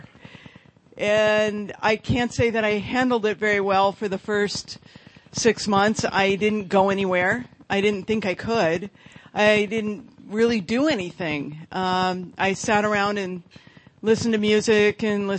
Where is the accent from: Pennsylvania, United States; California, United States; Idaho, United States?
California, United States; Marin County; I grew up in Marin County, which is where San Rafael is